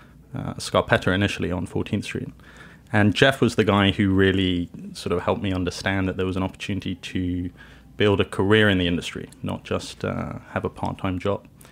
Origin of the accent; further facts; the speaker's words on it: London, United Kingdom; moved away as an adult; now in New York City, United States; I grew up in London, first generation English. My mother's Italian. My father's South African